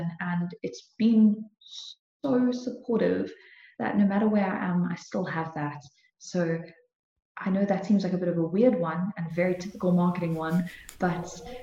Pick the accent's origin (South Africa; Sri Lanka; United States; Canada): South Africa; Cape Town, Western Cape; moved away as an adult; now in Kempton Park, South Africa; I've always lived in Cape Town. I was always in Cape Town